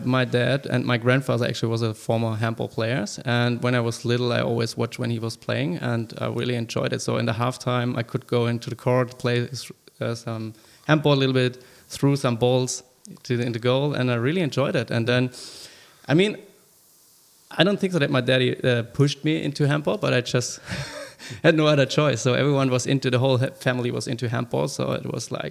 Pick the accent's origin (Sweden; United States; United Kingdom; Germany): Germany; moved away as an adult; now in Sydney, Australia; I'm originally from Germany